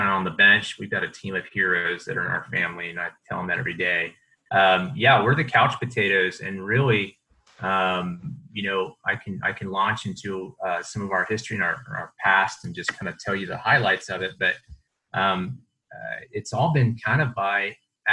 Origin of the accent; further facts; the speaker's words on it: Austin, Texas, United States; born and raised in Austin